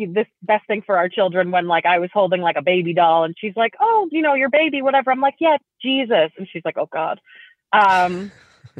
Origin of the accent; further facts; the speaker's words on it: East Coast, United States; also born or lived in Italy; I actually grew up in Europe. But I was born in the U.S. I'm from the East Coast, and I went to summer camp on the East Coast with all the other Jews